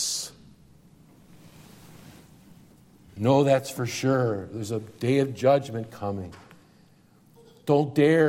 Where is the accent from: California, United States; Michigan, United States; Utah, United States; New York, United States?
New York, United States; Syracuse; I'm from Syracuse